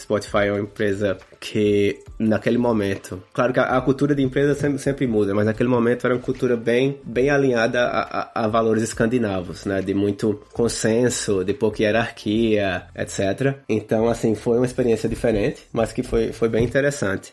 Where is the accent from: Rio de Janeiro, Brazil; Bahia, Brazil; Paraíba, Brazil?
Paraíba, Brazil; Campina Grande; moved away as an adult; also born or lived in Spain / Sweden; now in California, United States; Eu sou de, de Campina Grande, na Paraíba